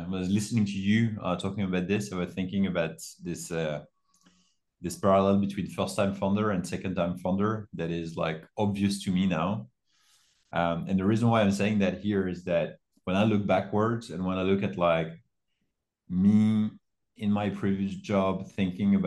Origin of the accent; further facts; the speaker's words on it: France; also born or lived in United States; I'm originally from France